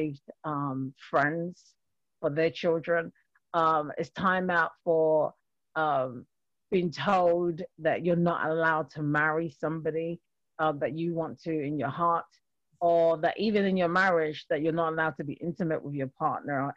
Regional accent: London, United Kingdom; moved away as an adult; now in Springfield, United States; I have an accent, so I'm a Londoner, born and raised in London. And but I actually currently live in Massachusetts.

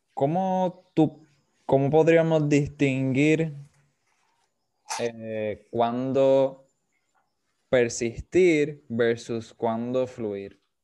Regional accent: Puerto Rico; nosotros mayormente vamos a decir como puertorriqueños

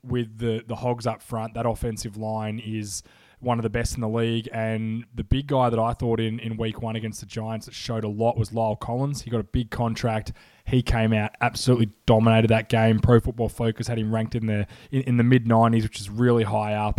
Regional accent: Melbourne, Victoria, Australia; I'm from Australia

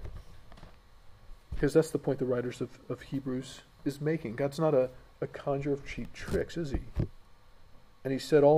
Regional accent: United States; moved away; in my home country, America

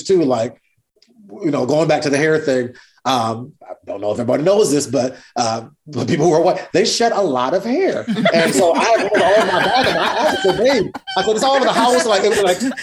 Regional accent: East Lansing, Michigan, United States; we grew up in East Lansing, Michigan

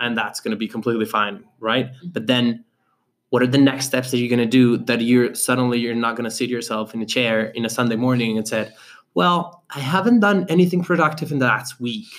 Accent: Colombia; now in Medellín, Colombia; I was from Colombia

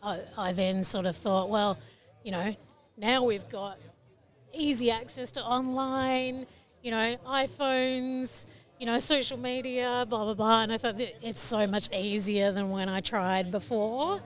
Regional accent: Victoria, Australia; I live in Victoria. I was born in Victoria and live on Jarjarong country, which is pretty much all gold fields country

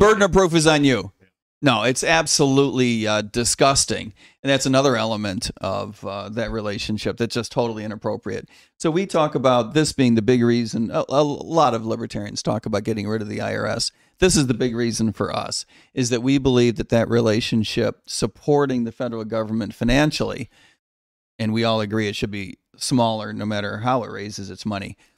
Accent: outside of Chicago, Illinois, United States; I grew up outside of Chicago

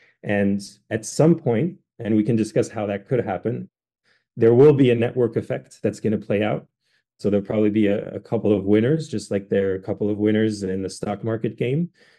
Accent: France; And you may not know this about me, but I'm actually half French. I grew up in France.

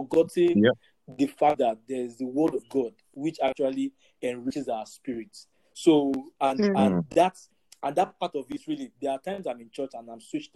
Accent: Ife, Osun, Nigeria; growing up in Four Square Gospel Church in Ife

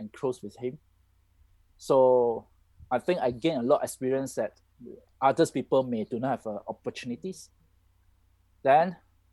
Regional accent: Malaysia; I'm Malaysian. You know, I like my country

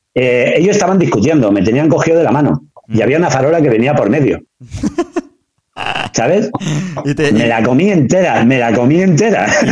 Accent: Badalona, Catalonia, Spain; yo soy de Pomar

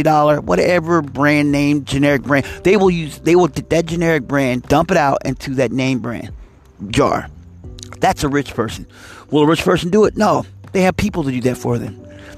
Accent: East Coast, United States; now in West Coast, United States; I'm a person from the East Coast, so I'm used to Hellman's, but I'm on the West Coast

